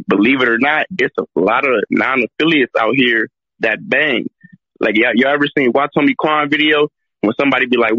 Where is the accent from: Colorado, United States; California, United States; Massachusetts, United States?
California, United States; Compton; I'm from Compton